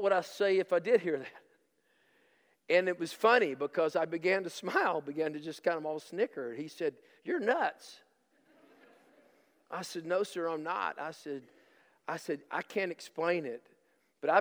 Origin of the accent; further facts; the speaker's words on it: Tennessee, United States; I'm from Tennessee